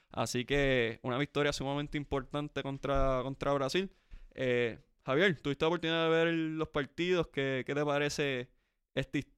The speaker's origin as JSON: {"language": "Spanish", "country": "Puerto Rico", "said": "yo soy boricua, para que tú lo sepas."}